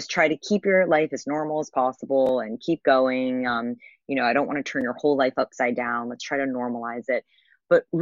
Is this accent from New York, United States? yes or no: yes; New York City, New York, United States; I grew up in New York City